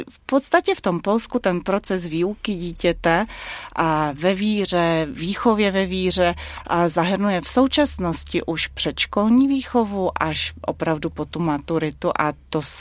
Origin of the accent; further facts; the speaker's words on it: Prague, Czechia; born there; jsem ráda, že u jedné z těch cest jsem se narodila zrovna v Praze, ne v Pekingu.